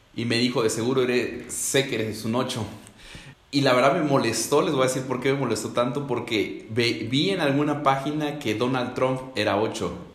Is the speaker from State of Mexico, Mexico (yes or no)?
yes; Ecatepec, State of Mexico, Mexico; yo soy de Catepec, México, eh, colindante con la Ciudad de México.